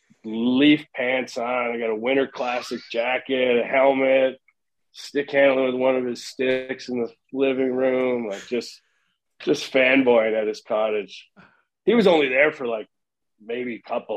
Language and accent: English; Oakville, Ontario, Canada; I grew up in Oakville.